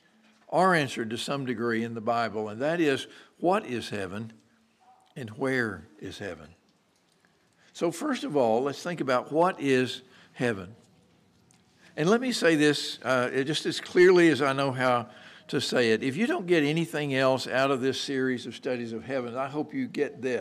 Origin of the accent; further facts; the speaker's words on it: Merkel, Texas, United States; growing up in the Methodist Church back in Merkle, Texas